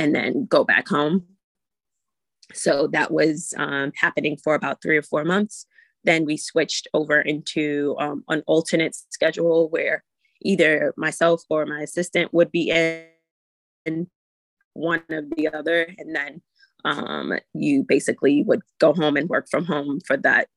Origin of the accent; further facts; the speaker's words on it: New York City, New York, United States; also born or lived in Far Rockaway, New York; I'm from New York City, raised and born in the Bronx, and I live in Far Rockaway, New York